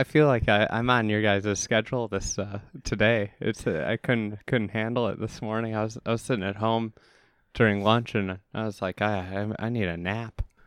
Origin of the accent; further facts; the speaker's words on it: Chicago, Illinois, United States; being a Chicagoan